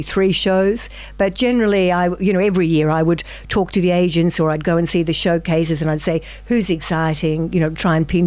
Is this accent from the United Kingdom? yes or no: no; Melbourne, Victoria, Australia; I'm from Melbourne myself.